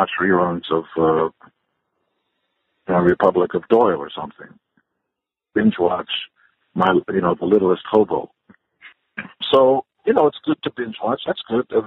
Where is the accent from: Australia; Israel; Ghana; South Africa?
Israel; also born or lived in Canada; now in United States; I'm from Israel